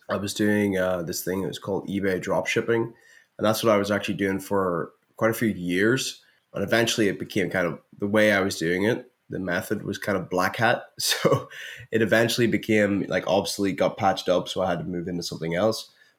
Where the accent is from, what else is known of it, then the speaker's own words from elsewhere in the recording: Northern Ireland, United Kingdom; I'm from Northern Ireland.